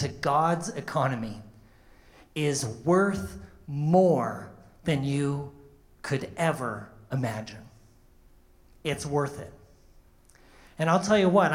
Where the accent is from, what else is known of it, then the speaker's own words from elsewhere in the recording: Canada; moved away as an adult; now in United States; I'm also from Canada. I'm Canadian.